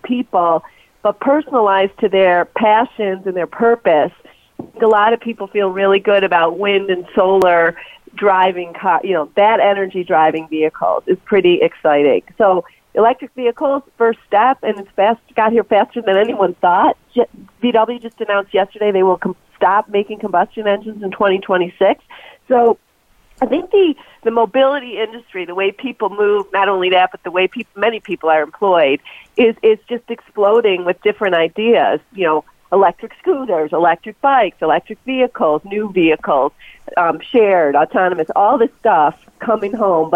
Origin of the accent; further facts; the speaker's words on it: Detroit, Michigan, United States; I'm from Detroit